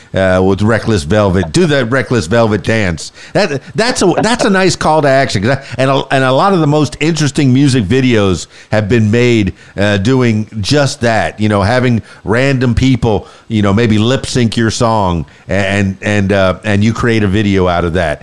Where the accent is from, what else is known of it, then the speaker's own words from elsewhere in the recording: Florida Keys, United States; now in Arkansas, United States; from the Florida Keys, but here I am in Arkansas